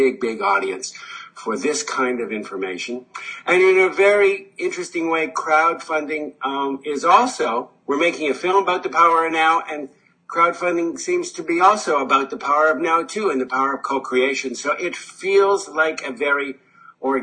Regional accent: Canada; I'm Canadian

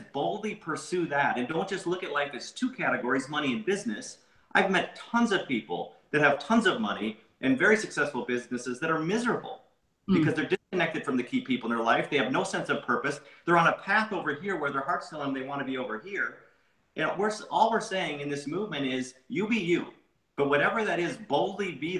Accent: Minnesota, United States; I grew up in Minnesota

